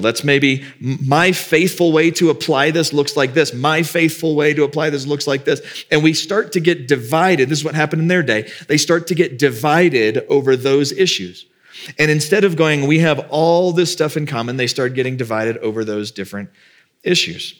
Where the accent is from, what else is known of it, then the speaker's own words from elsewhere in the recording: the South, United States; I grew up in the South